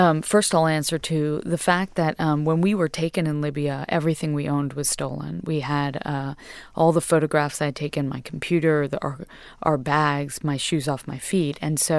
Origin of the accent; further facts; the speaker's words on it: Westport, Connecticut, United States; I was raised in Westport, Connecticut, and I was raised in a family of hairdressers, essentially.